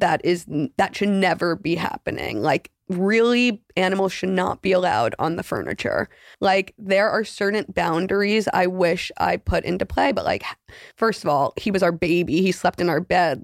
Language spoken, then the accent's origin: English; New York City, New York, United States; I'm thirty-two. I'm from Manhattan